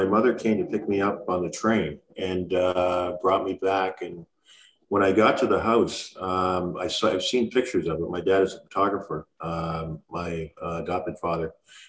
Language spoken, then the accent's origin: English; Montreal, Quebec, Canada; born there; I was born in Montreal, Quebec, and my father was from Nigeria.